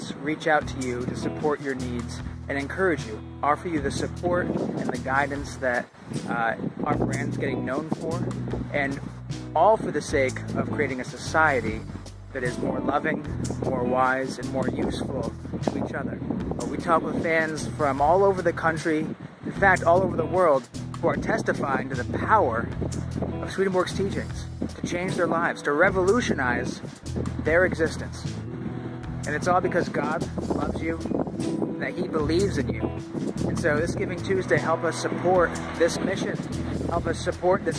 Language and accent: English; New England, United States; I'm with you here from my hometown of New England